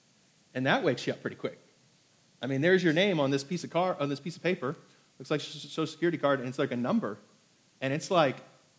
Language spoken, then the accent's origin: English; Hong Kong; born there; because I was born in Hong Kong to an American mother